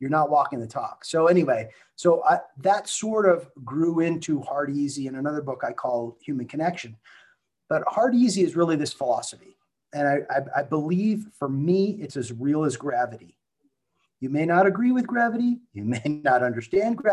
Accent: Silicon Valley, California, United States; I was raised in Silicon Valley

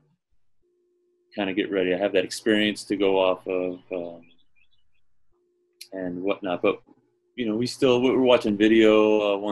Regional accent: Florida, United States; I was an outsider from Florida.

